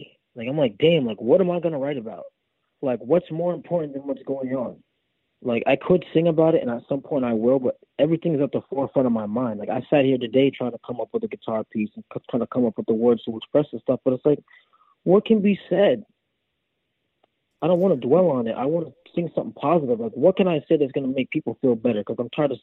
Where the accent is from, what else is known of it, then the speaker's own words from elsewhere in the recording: Burlington, Vermont, United States; now in New York, United States; I grew up in Burlington, Vermont